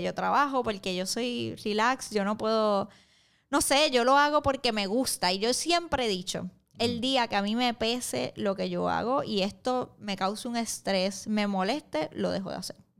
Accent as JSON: {"language": "Spanish", "country": "Puerto Rico", "moved": "yes", "lives_now": "New York, United States", "said": "yo soy boricua"}